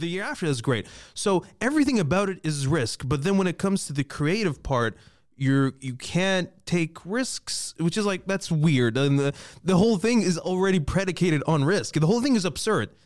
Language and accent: English; Libya; now in Toronto, Canada; I was born and raised in Libya.